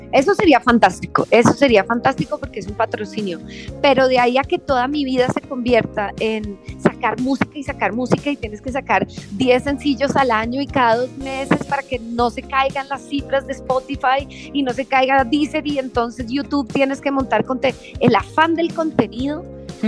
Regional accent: Colombia; also born or lived in London; soy latina, obviamente crecí en Colombia

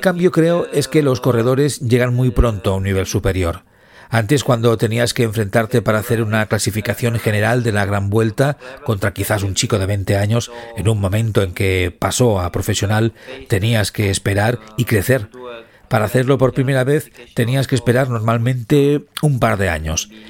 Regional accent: Southern Italy, Italy; moved away as an adult; comenzamos casi al mismo tiempo nuestra carrera con el mismo perfil de corredor del sur de Italia y nos mudamos al norte de Italia para competir

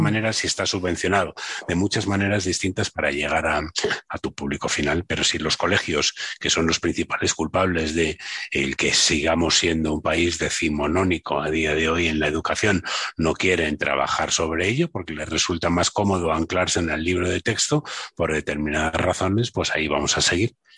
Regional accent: Madrid, Community of Madrid, Spain; also born or lived in Barcelona; yo soy de Madrid, me fui tres, cuatro años a vivir a Barcelona

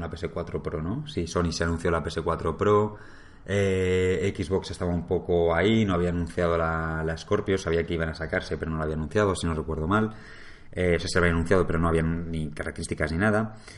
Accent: Madrid, Community of Madrid, Spain; yo soy de Madrid

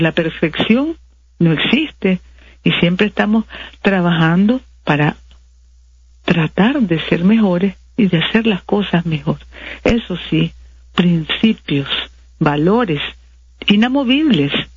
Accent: Nicaragua; como nicaragüenses

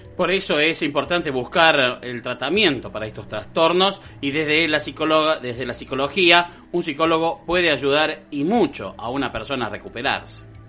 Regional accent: Colonia Caroya, Córdoba, Argentina; acá por ejemplo, que somos una colonia italiana

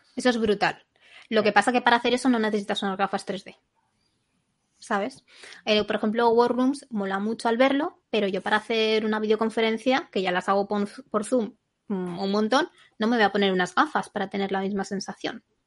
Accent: Zaragoza, Aragon, Spain; yo soy de Zaragoza

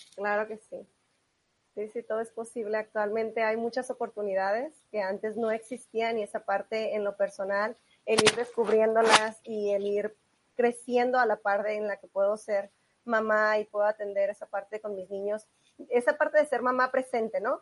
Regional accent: Tijuana, Baja California, Mexico; Yo soy originaria de Tijuana

